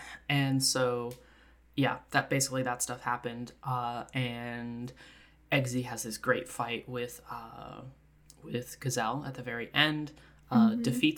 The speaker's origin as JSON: {"language": "English", "region": "Scotland", "country": "United Kingdom", "said": "I'm Scottish, and I'm smart."}